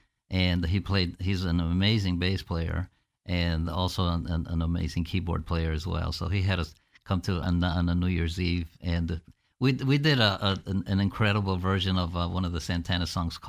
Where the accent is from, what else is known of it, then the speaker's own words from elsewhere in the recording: Buffalo, New York, United States; born there; In Buffalo, New York, yes. In 1953, I was born in Buffalo, New York.